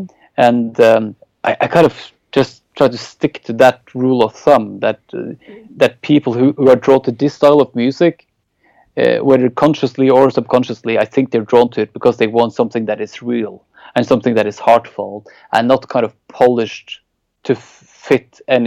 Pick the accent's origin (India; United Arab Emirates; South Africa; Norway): Norway; English is a second language; growing up in Norway